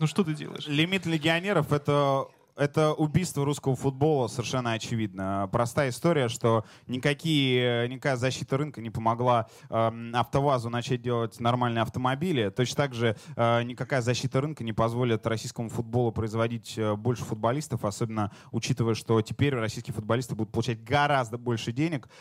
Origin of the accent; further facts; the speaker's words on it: Ukraine; Я сам украинец